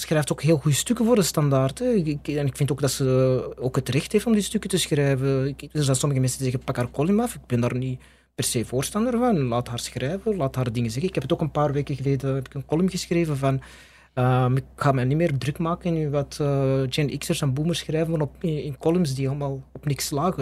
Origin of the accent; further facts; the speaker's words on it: Belgium; ik ben gewoon van België